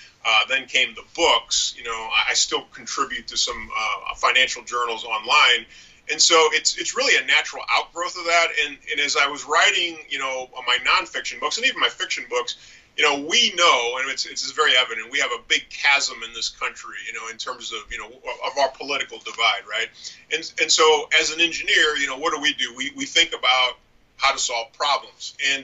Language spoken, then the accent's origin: English; St. Louis, Missouri, United States; I'm from St. Louis, Missouri. We've got a ton of nonprofits in the area